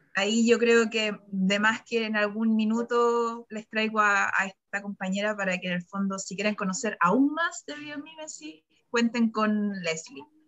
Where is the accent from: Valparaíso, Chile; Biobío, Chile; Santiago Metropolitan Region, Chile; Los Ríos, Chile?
Santiago Metropolitan Region, Chile; Santiago; soy de Santiago, me voy en octubre más o menos a vivir a Frutillar